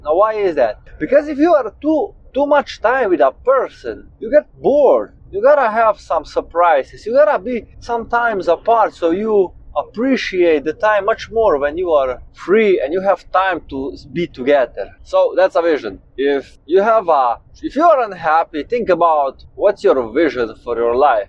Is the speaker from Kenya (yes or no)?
no; Slovenia; I'm 27 years old and I come from Slovenia.